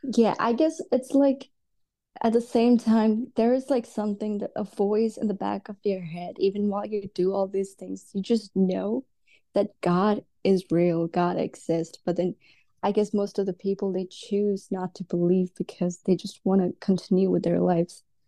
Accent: Dubai, United Arab Emirates; also born or lived in India; now in United States; I was actually born in India, and then, uh, we moved to Dubai when I was, like, six or seven, and I was basically raised in Dubai

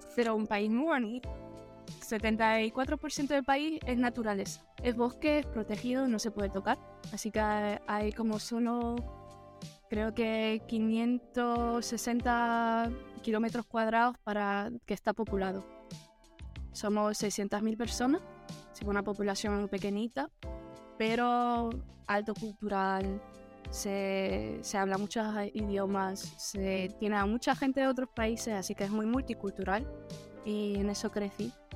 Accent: Luxembourg; moved away as an adult; also born or lived in Temuco, Chile; now in Netherlands; yo originalmente soy de Luxemburgo. Hablo bien el español porque mi madre es española, así que soy mitad mitad. luego a los 18 me mudé a Holanda

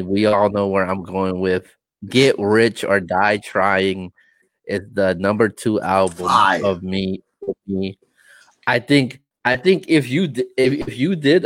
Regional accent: West Coast, United States; I am from the West Coast

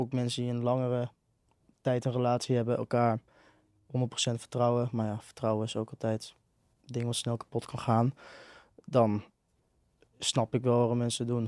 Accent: a village just north of Enschede, Overijssel, Netherlands; Ik kom eh, uit een dorpje net boven Enschede.

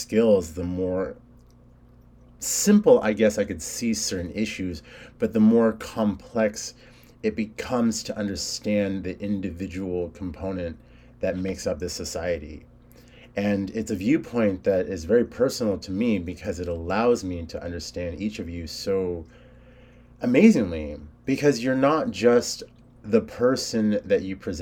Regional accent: California, United States; I was born in California. My family's Hispanic

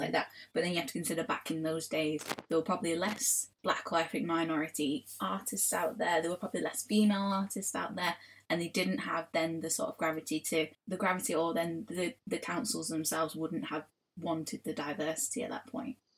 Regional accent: Manchester, North West England, United Kingdom; I grew up in Old Trafford, obviously, and Old Trafford is wildly, hugely multicultural.

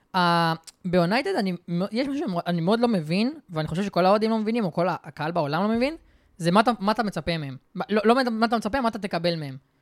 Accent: Israel; אני בתור ישראלי

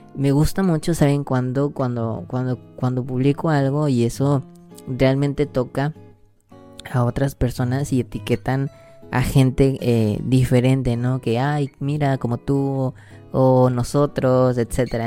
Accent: Mexico; soy mexicano

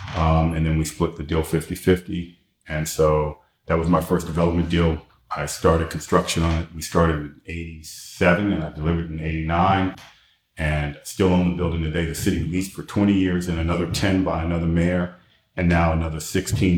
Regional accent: Washington, District of Columbia, United States; also born or lived in Detroit, Michigan / New York City; now in Florida, United States; I grew up in Washington D.C. and Detroit, Michigan. So I was born in Washington D.C.

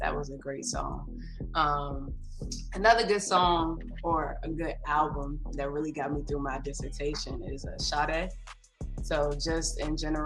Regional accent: Laurel, Maryland, United States; accent: DMV; also born or lived in Landover Hills, Maryland / Riverdale, Maryland / Washington, D.C.; now in Pittsburgh, United States; I'm from Prince George's County, Maryland. Grew up in a place called Landover Hills in Riverdale in that area. Moved to Laurel

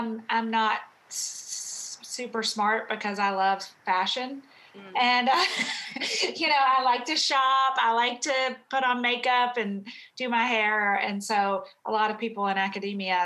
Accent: Florida, United States; moved away; I grew up in Florida

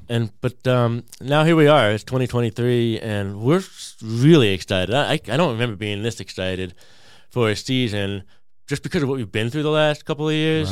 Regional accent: California, United States; now in Peoria, United States; I grew up in California

